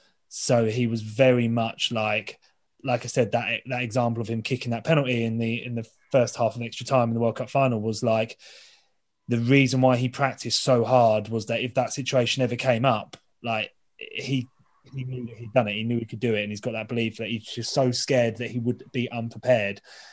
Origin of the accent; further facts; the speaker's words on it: England, United Kingdom; being an Englishman